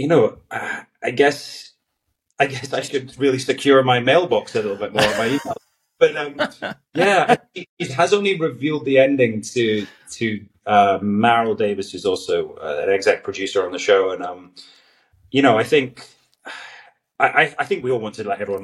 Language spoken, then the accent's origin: English; Galloway, Scotland, United Kingdom; my hometown in the southwest in Galloway